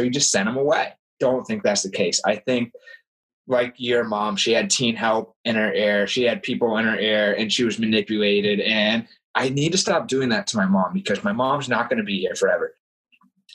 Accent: Vermont, United States; I grew up in Vermont, you know, 4 hours away from Ogdensburg

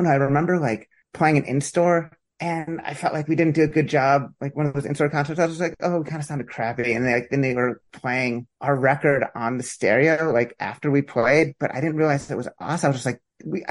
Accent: Pennsylvania, United States; now in Princeton, United States; I'm from Pennsylvania.

